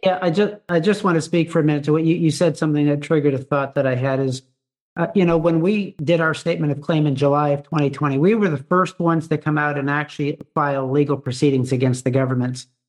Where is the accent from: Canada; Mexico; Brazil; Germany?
Canada; as a Canadian